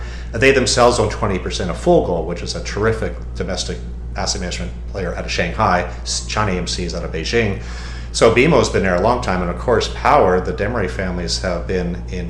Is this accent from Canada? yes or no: yes; Canada; now in United States; I'm from Canada originally. I'm Canadian American. I'm a bit of a mutt, but I'm from Canada originally, and I'm also American. I now reside in the U.S.